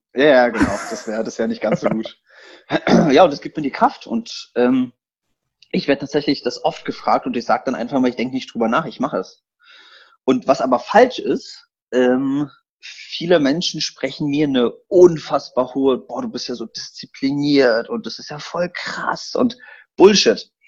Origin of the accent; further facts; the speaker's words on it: Berlin, Germany; also born or lived in eastern Poland; Ich bin geboren in Polen und ich bin als kleiner Junge gekommen, Ausländer hier Berlin.